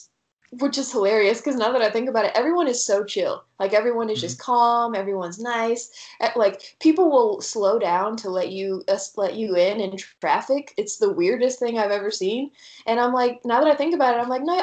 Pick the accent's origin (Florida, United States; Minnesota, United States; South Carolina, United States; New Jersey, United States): South Carolina, United States; Myrtle Beach; moved away; I grew up in Myrtle Beach